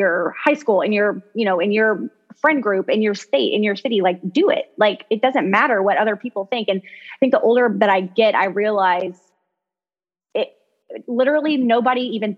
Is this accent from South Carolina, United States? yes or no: no; Kentucky, United States; I'm from Kentucky